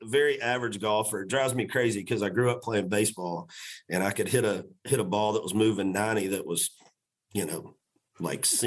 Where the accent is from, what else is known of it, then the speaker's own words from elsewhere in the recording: Macon, Georgia, United States; also born or lived in Florida; I was born and raised in Macon, Georgia